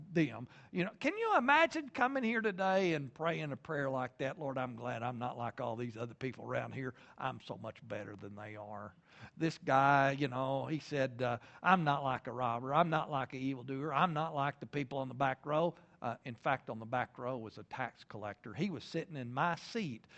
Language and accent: English; Lubbock, Texas, United States; moved away as an adult; now in Oklahoma, United States; Originally, I'm from Lubbock, Texas